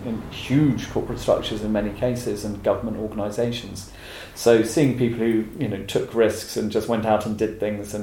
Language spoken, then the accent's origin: English; England, United Kingdom; being English